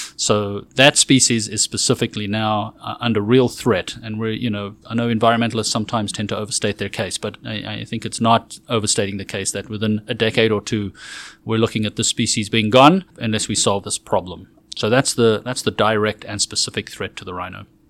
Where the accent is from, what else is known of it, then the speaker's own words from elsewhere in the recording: South Africa; moved away as an adult; also born or lived in Johannesburg / Toronto / Oxford / North Carolina; now in Texas, United States; I am South African born and raised and lived there for twenty-four years